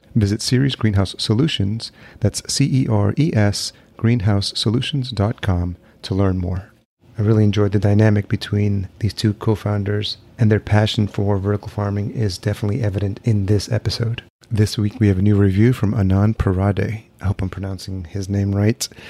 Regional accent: El Salvador; growing up in El Salvador, my home country as well

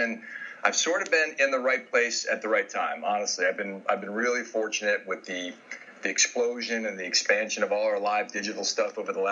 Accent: Saratoga Springs, New York, United States; moved away as an adult; also born or lived in Albany, New York; I grew up in Saratoga Springs in the foothills of the Adirondack Mountains there

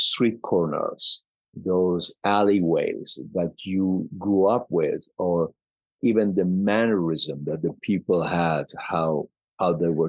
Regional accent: Mashhad, Razavi Khorasan, Iran; English is a second language; moved away as an adult; also born or lived in Germany; now in United States; I was born in Mashhad, Iran

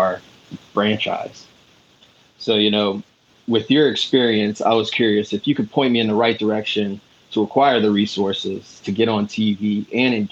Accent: United States; I'm American

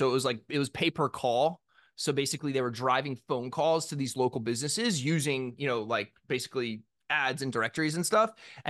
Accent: Ocean City, Maryland, United States; So I grew up on the Eastern Shore of Maryland in Ocean City. It is it's a beach town. It's a summer beach town. Not upscale. outside of Salisbury, Maryland, if you're familiar with that, which is where like Purdue, it's a big poultry area.

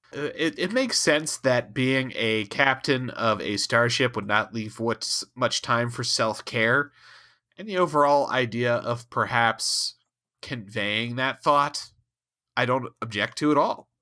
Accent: Ohio, United States; both from Ohio

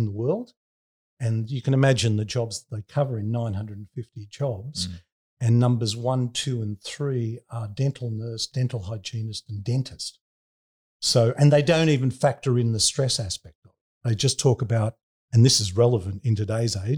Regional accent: Sydney, New South Wales, Australia; also born or lived in Bronte; I grew up in Bondi and I hung out at Bondi Beach

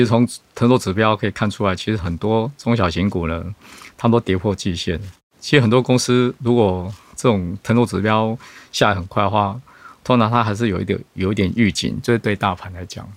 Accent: Taiwan; 所以我们台湾这边可能很需要储能这块相关的建设

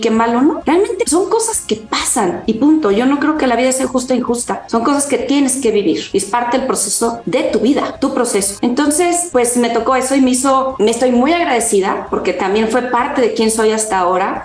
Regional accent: Mexico; yo soy mexicana, mis padres son del norte del país

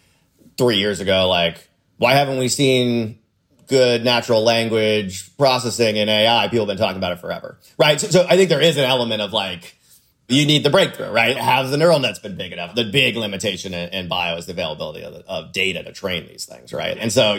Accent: Florida, United States; I grew up in Florida

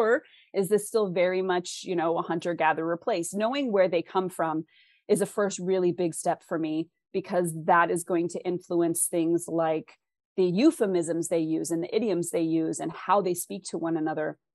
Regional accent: West Coast, United States; I'm from the West Coast

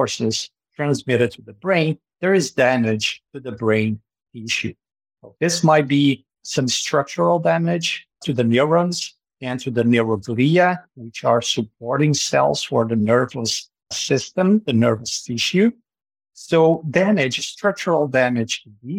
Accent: Brazil; moved away as an adult; now in Canada; my transition to Canada, because I am originally from Brazil

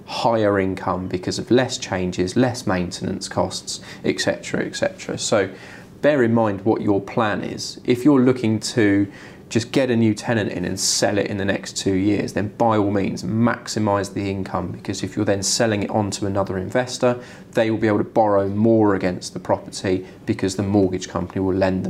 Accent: Wokingham, Bracknell, Reading, South East England, United Kingdom; I'm from Wokingham, Bracknell, Reading traditionally. I know every house and every road of the whole town

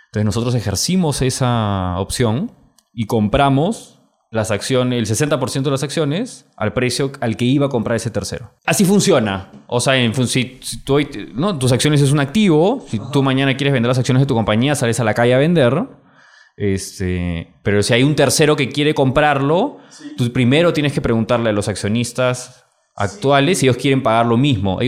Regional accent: Peru; ¿de dónde eres? Perú.

